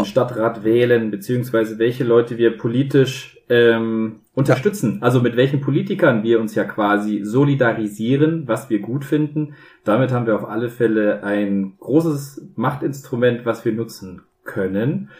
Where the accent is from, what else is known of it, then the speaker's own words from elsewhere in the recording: Bavaria, Germany; ich bin ja ein Bayer